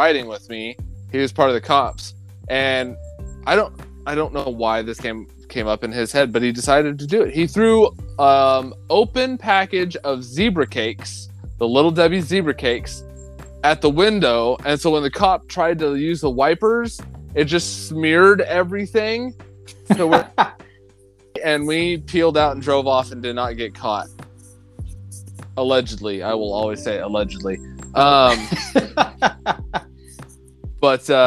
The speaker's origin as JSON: {"language": "English", "region": "rural Oklahoma", "country": "United States", "tie": "born or raised there", "moved": "yes", "said": "I'm out in Oklahoma, growing up in rural Oklahoma"}